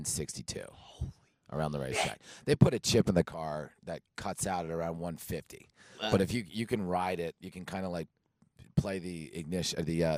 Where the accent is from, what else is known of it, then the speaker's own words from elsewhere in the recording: Toms River, New Jersey, United States; also born or lived in Seaside Heights, New Jersey; now in Las Vegas, United States; I'm from Tom's River, New Jersey.